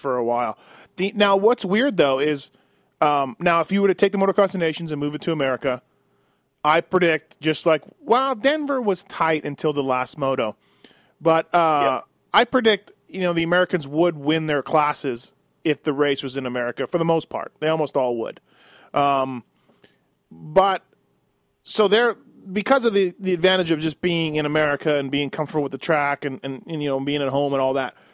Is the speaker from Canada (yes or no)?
yes; Canada; now in United States; I've almost lived in the U.S. longer than I did in Canada, but you know, I still feel Canadian